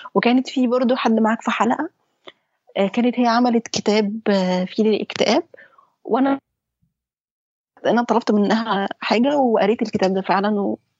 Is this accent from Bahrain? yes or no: no; Egypt; احنا عندنا في مصر